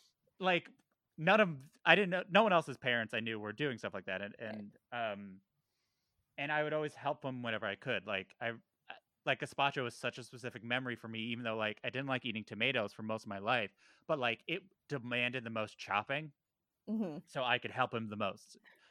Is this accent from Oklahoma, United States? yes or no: no; Valley Stream, New York, United States; I grew up in Valley Stream